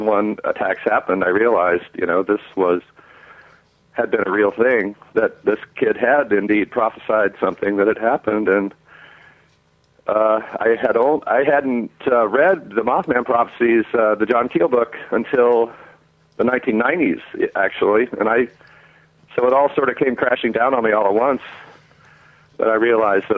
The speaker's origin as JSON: {"language": "English", "region": "West Virginia", "country": "United States", "tie": "born or raised there", "said": "I was a young boy growing up in West Virginia"}